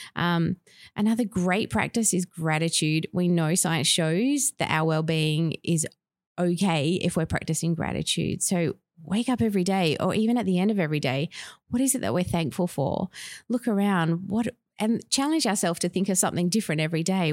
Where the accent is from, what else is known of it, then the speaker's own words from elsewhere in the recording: Perth, Western Australia, Australia; moved away as an adult; also born or lived in Tasmania / Victoria / Northern Territory; I grew up in Perth, but lived in Tasmania, Victoria, and Northern Territory